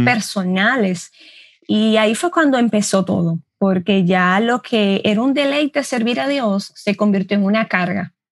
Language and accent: Spanish; Dominican Republic; Yo soy dominicana